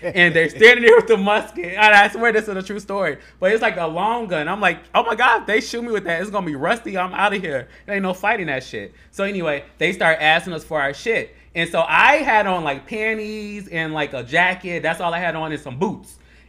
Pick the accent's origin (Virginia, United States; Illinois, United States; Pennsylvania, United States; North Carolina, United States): Illinois, United States; Chicago; Like, growing up in Chicago is so different than anywhere else.